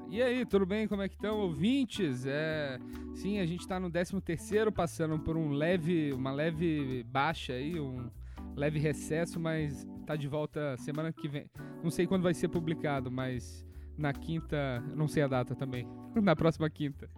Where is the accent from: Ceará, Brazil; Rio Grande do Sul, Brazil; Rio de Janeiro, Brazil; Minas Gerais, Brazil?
Minas Gerais, Brazil; moved away as an adult; also born or lived in New York; now in São Paulo, Brazil; eu sou mineiro